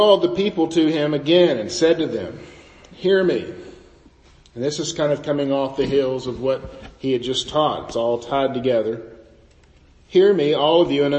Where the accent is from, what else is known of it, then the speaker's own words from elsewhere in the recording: United States; our traditions as American Christians